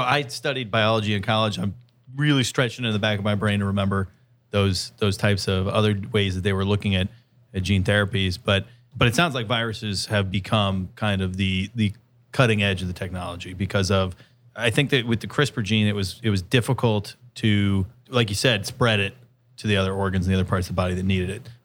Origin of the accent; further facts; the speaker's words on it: San Diego, California, United States; I'm from San Diego